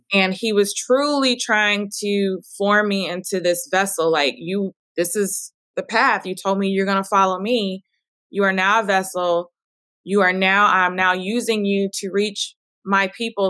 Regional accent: Dallas, Texas, United States; I'm now moving to open uh, a wellness studio where I grew up in Oak Cliff

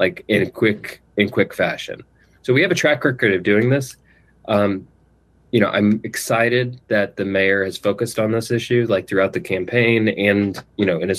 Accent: East Kentucky, United States; growing up in East Kentucky

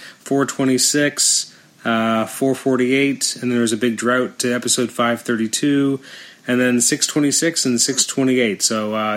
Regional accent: Canada; I'm a Canadian

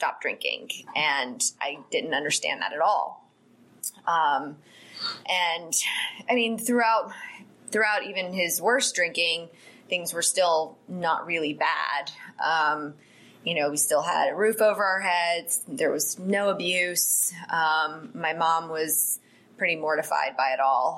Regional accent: Atlanta, Georgia, United States; I am a native Atlantan. I grew up in Gwinnett County

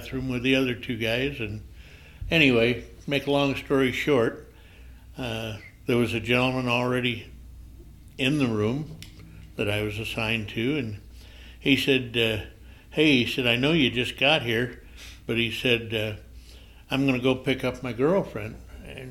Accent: Grand Rapids, Michigan, United States; moved away as an adult; now in Colorado, United States; I was born and raised in Grand Rapids, Michigan

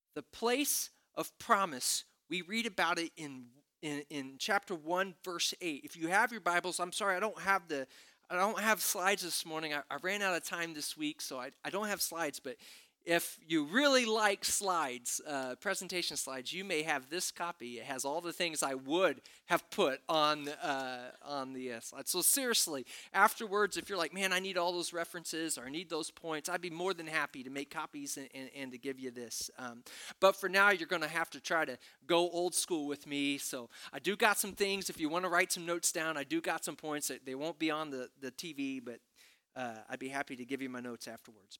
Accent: Princeton, Indiana, United States; moved away; when I was growing up in Princeton, Indiana

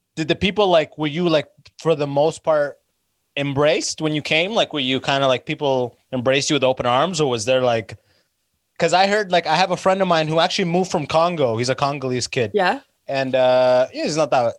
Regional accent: London, Ontario, Canada; where I'm from, like uh, where I grew up in London, Ontario

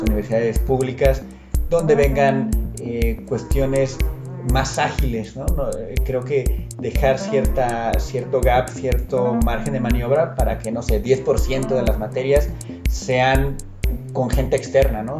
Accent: Mexico; como mexicano, como latino

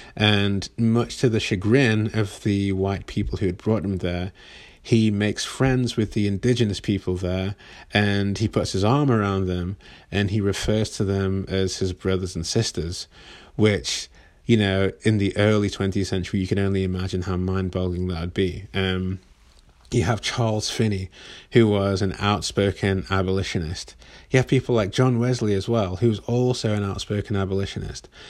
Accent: England, United Kingdom; moved away as an adult; now in Northern California, United States; I am from England, as you can probably tell, as you can hopefully tell, but I've been living in Northern California for almost nine years now

